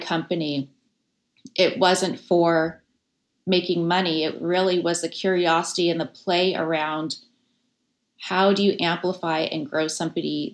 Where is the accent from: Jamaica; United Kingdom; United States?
United States; Las Vegas, Nevada; now in San Francisco, United States; I grew up in Las Vegas during the late 70s, 80s, and 90s